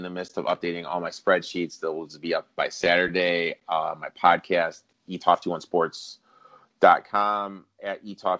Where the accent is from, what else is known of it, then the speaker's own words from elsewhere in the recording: Indianapolis, Indiana, United States; I'm going to bet the Pacers just because I like them. Because I'm from Indianapolis.